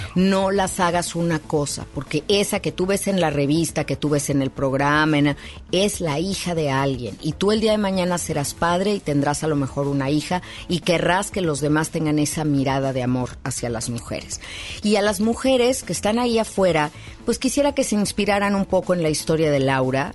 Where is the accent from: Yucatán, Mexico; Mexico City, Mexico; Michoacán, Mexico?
Mexico City, Mexico; en la Ciudad de México, de donde yo soy